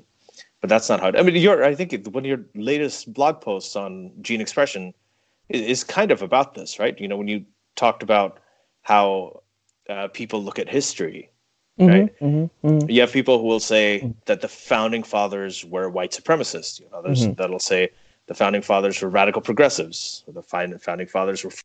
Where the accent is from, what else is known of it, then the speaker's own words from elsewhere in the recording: Saudi Arabia; I grew up in Saudi Arabia